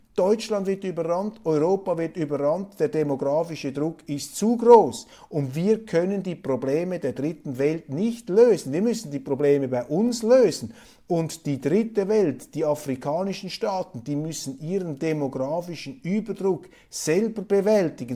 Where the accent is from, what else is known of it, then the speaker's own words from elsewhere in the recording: Switzerland; Für mich als Schweizer, als Kleinstaatler